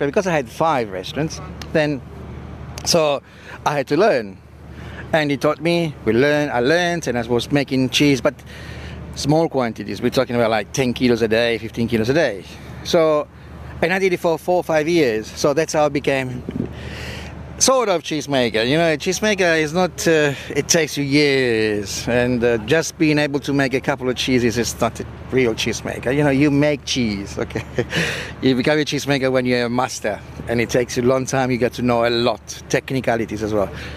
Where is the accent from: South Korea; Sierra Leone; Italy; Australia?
Italy; Apulia; moved away as an adult; also born or lived in England; now in South Africa; I love my hometown and I love uh, where I come from